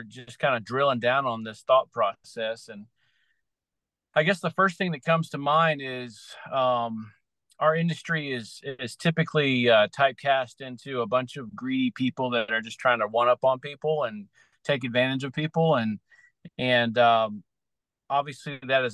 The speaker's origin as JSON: {"language": "English", "area": "Outer Banks", "region": "Eastern North Carolina", "country": "United States", "said": "I'm originally from Eastern North Carolina, out on the Outer Banks area"}